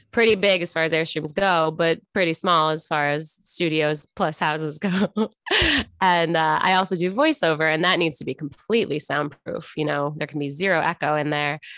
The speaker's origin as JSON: {"language": "English", "town": "Buffalo", "region": "New York", "country": "United States", "also_born_or_lived": "Los Angeles", "moved": "as an adult", "lives_now": "Kansas City, United States", "said": "I'm originally from Buffalo, New York, then I lived in New York for college, then afterwards, then I moved to L"}